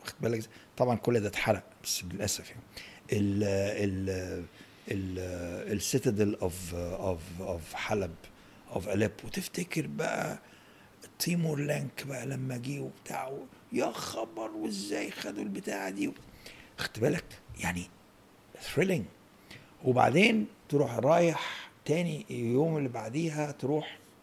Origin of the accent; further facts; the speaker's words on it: Egypt; احنا هنا مصري